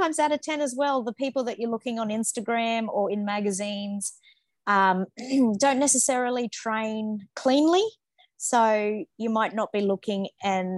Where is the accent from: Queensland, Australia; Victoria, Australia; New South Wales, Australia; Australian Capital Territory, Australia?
New South Wales, Australia; Manly; I was born in Manly